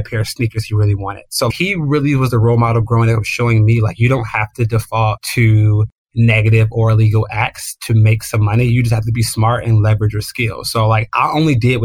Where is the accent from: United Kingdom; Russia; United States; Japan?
United States; Chicago, Illinois; I grew up on the South Side of Chicago in a pretty impoverished neighborhood